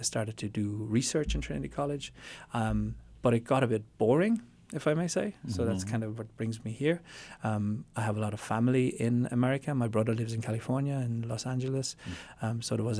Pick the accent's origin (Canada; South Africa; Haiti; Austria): Austria; also born or lived in Germany / Ireland; So as you said in my voice, so my father is Austrian, my mother is Irish. I was born in Austria and then educated, as the term works, in Austria, Germany, and Ireland.